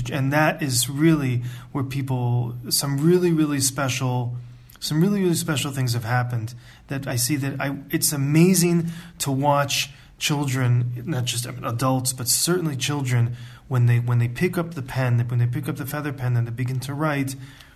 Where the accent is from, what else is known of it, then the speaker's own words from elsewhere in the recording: United States; also born or lived in Ann Arbor, Michigan; I'm from the United States and I grew up in a conservative